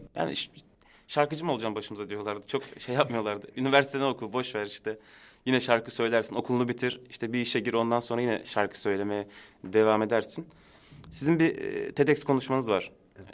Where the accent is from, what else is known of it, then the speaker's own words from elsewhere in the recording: Istanbul, Turkey; also born or lived in Adıyaman; Ben Aslen Adıyaman ama doğma büyüme İstanbul.